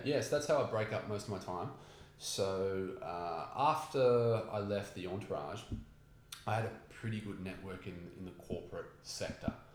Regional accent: Newcastle, New South Wales, Australia; I grew up in Newcastle

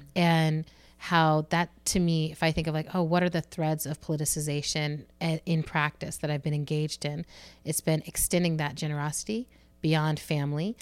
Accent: United States; as an American

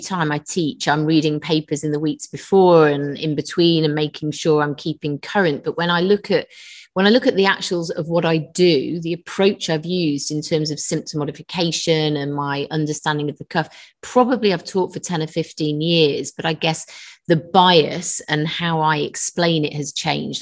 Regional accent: London, United Kingdom; also born or lived in Manchester / Nottingham; now in Liverpool, United Kingdom; I was born in London originally.

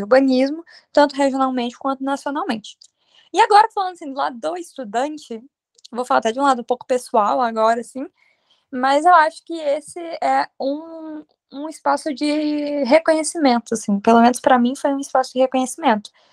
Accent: Aracruz, Espírito Santo, Brazil; now in São Paulo, Brazil; Sou do Espírito Santo, de Aracruz, a cidade onde vai acontecer o encontro

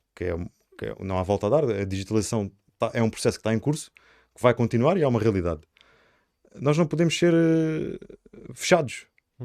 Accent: Sines, Alentejo, Portugal; also born or lived in Lisbon; Eu nasci em Lisboa e no segundo dia de vida fui para Sines

